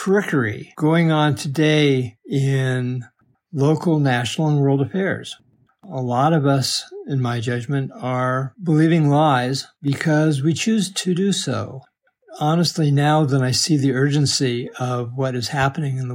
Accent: Denver, Colorado, United States; When I was a young child growing up in East Denver

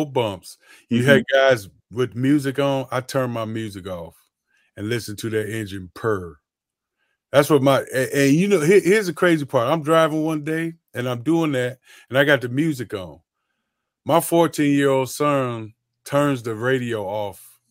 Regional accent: Detroit, Michigan, United States; moved away; I'm from Detroit

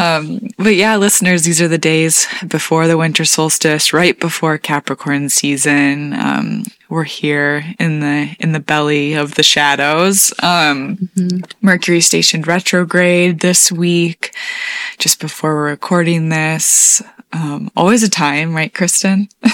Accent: Michigan, United States; my home state of Michigan

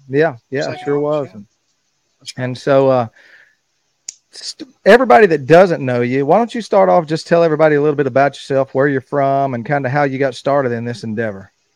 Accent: Garland City, Arkansas, United States; where I grew up hunting was in Garland City

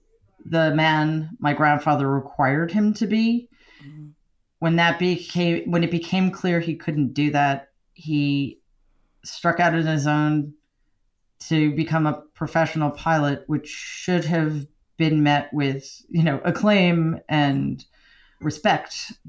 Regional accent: Queens, New York, United States; I grew up in Jamaica, Queens, which was a working class, lower middle class neighborhood

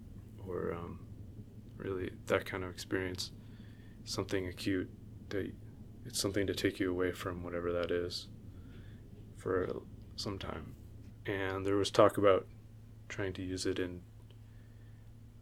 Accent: Los Angeles, California, United States; now in New York, United States; my wife and I are both from

